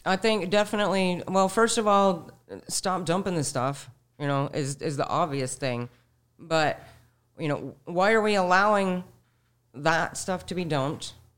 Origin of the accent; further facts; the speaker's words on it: Sarasota, Florida, United States; also born or lived in Manatee County, Florida; I was born in Sarasota. I'm fifty-six years old. I've, I've lived in Sarasota and Manatee counties my entire life